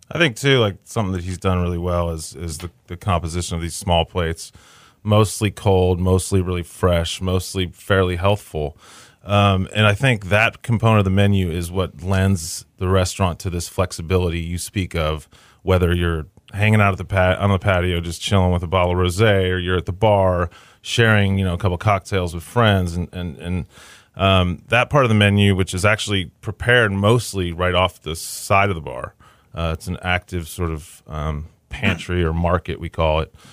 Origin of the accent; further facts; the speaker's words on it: Kingwood, Texas, United States; moved away as an adult; also born or lived in Boston / New York; I grew up in Kingwood.